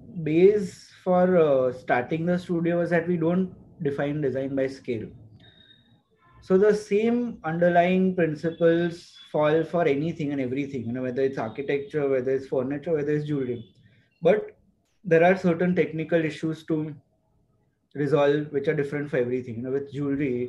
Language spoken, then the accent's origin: English; Navsari, Gujarat, India; moved away as an adult; now in Ahmedabad, India; we went back to Navsari, my hometown.